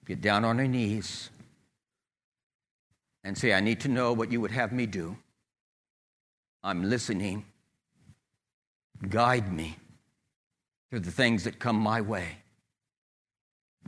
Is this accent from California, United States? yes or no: yes; California, United States; We moved back down to my hometown of California